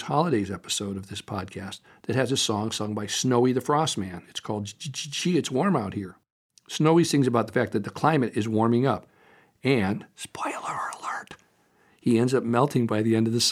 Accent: Topanga, California, United States; my hometown, Topanga Canyon, California

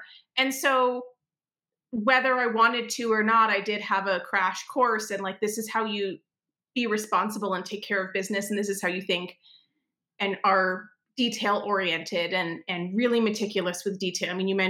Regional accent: New York, United States; I literally, and as a New Yorker, you'll get this. I literally was like walking around Manhattan with a stack of color flyers.

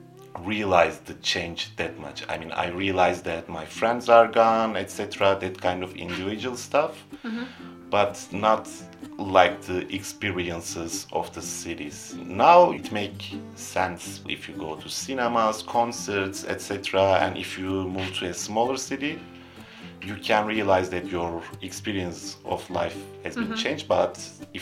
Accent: Istanbul, Turkey; moved away as an adult; also born or lived in Antalya, Turkey; now in Germany; I was born in Antalya, the southern city in Turkey, but I mostly grew up in Istanbul. I moved to Istanbul when I was 10 or 11

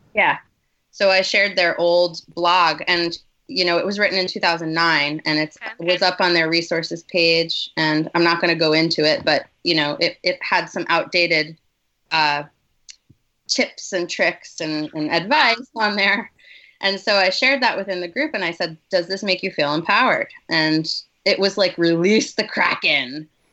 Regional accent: Westchester, New York, United States; I grew up in Westchester, New York

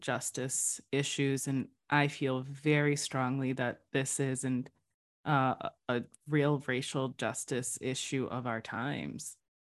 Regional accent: New Bedford, Massachusetts, United States; I'm originally from New Bedford, one of the gateway cities, diverse city in Massachusetts

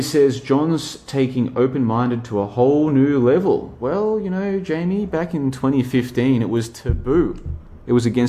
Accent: Australia; I grew up in Australia

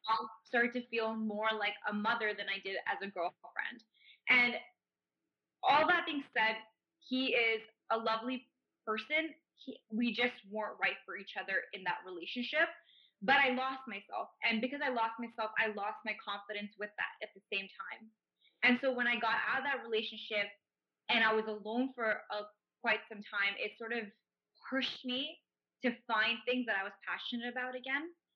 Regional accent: Dubai, United Arab Emirates; moved away as an adult; also born or lived in Toronto, Canada; now in Canada; I was raised partly in Toronto, Canada, and I was also raised in Dubai

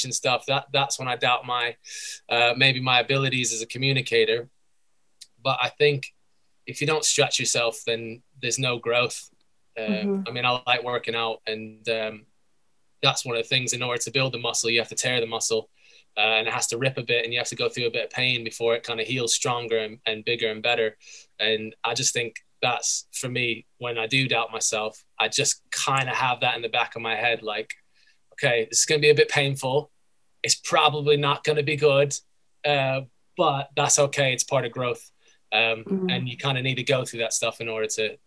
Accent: United States; moved away as an adult; now in United Kingdom; Originally, I'm from the United States.

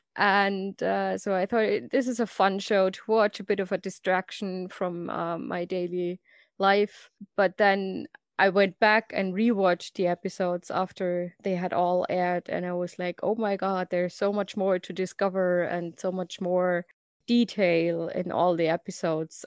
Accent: Germany; English is a second language; I'm from Germany, as you can probably hear from my lovely accent.

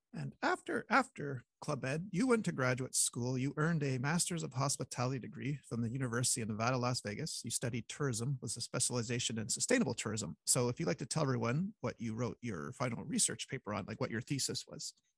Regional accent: Montreal, Quebec, Canada; when you're from Montreal, you go to hockey games

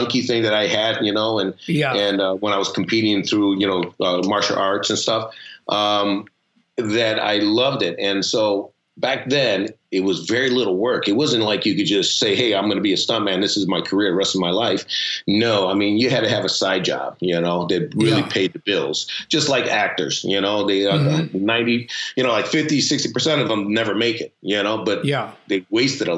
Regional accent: Chicago, Illinois, United States; My parents are both from Mexico City, Acapulco and Piedras Negras, and I was born here in Chicago, the Windy City

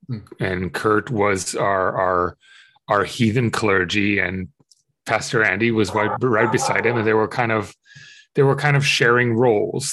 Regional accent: Israel; I grew up in Israel

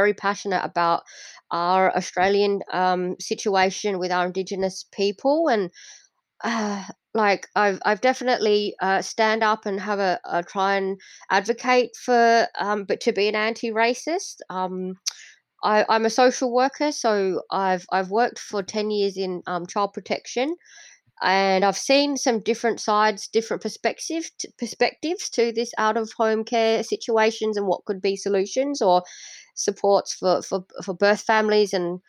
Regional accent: Indonesia; born there; I know that I was born in Indonesia, but I didn't have the opportunity to become Indonesian because I didn't know the food.

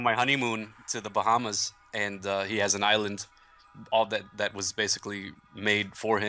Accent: New Jersey, United States; I grew up in New Jersey

